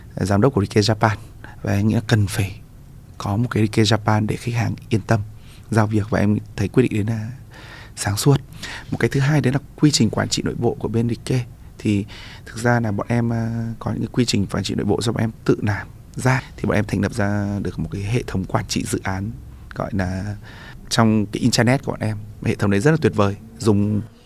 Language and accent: Vietnamese; Vietnam; mình là người Việt Nam